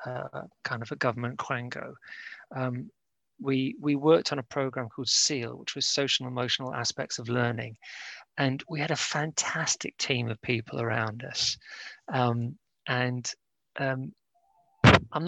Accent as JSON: {"language": "English", "country": "Cyprus", "tie": "born or raised there", "said": "I was born in Cyprus"}